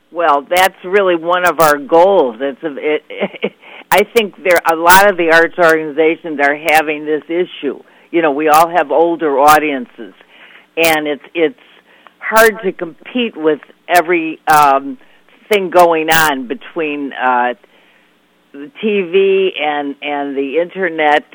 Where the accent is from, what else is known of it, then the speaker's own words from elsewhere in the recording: Chicago, Illinois, United States; moved away; I'm from Chicago originally